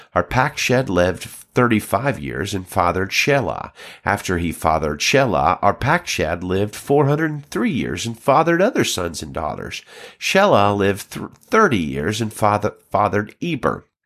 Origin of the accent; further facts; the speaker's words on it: Alabama, United States; now in California, United States; I'm pastoring in California right now, but I grew up in Alabama